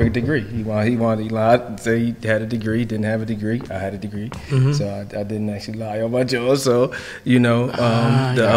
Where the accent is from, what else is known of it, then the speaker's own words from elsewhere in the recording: Philadelphia, Pennsylvania, United States; moved away as an adult; also born or lived in Jersey City; now in Washington, DC, United States; I'm from Philly. I'm from Chew Avenue.